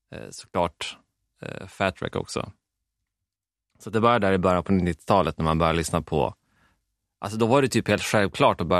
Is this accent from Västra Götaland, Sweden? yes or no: no; Vännäs, Västerbotten County, Sweden; köpte storebrorn till Fredrik, Dennis Lyxzén, huset bredvid där jag växte upp i Vännäs